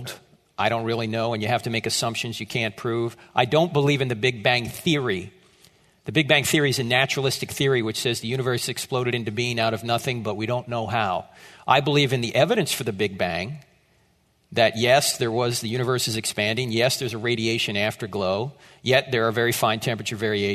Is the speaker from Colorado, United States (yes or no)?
no; New Jersey, United States; moved away as an adult; I am from New Jersey